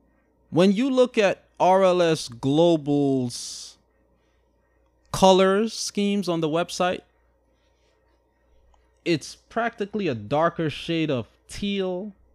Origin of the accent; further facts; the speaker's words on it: Shanghai, China; They're still Chinese, but I'm Chinese. But I'm from Shanghai.